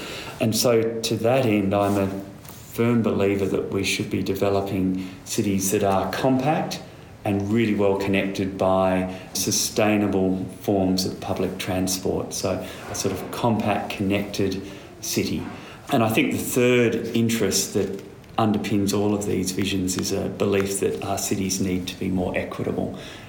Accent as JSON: {"language": "English", "town": "Perth", "region": "Western Australia", "country": "Australia", "tie": "born or raised there", "moved": "yes", "said": "I grew up in Perth"}